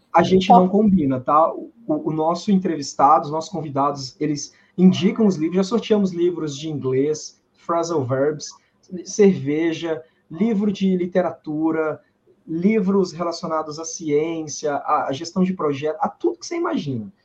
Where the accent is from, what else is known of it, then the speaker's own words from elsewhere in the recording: Minas Gerais, Brazil; also born or lived in Viçosa; Eu sou de Minas também, estudei em Viçosa